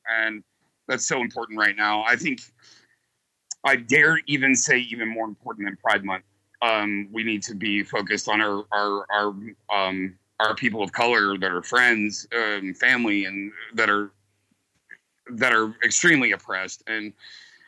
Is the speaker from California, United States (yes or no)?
no; New Orleans, Louisiana, United States; moved away as an adult; also born or lived in Warsaw, Missouri; I'm from New Orleans.